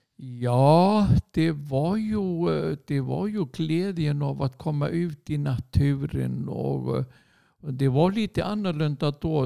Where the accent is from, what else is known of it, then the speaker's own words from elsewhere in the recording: Hafnarfjörður, Capital Region, Iceland; Swedish is a second language; moved away as an adult; also born or lived in Sweden; sen är jag uppväxt där i Hafnarfjärde och gick min skol, skola där